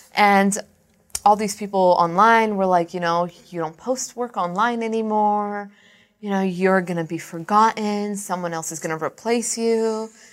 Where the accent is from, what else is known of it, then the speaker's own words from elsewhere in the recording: Brampton, Ontario, Canada; Brampton's my hometown